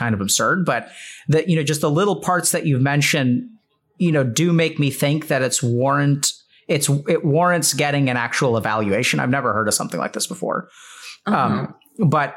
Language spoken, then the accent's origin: English; India; I'm Indian